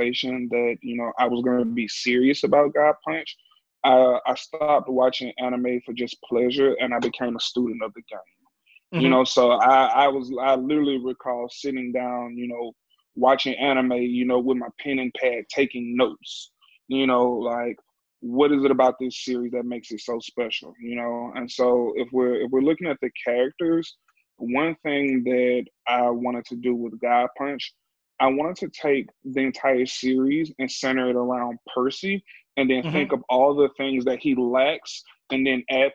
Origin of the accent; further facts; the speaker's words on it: Louisiana, United States; I'm from Louisiana too